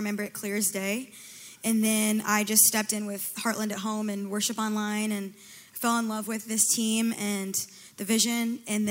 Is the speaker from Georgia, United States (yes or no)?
yes; Atlanta, Georgia, United States; moved away as an adult; also born or lived in Chicago; now in Rockford, United States; Yeah, I'm originally from Atlanta, Georgia, and I moved to Chicago in 2019.